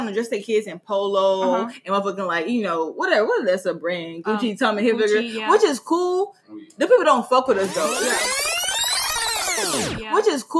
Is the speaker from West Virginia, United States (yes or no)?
no; Mississippi, United States; I'm very, very old school. I'm from Mississippi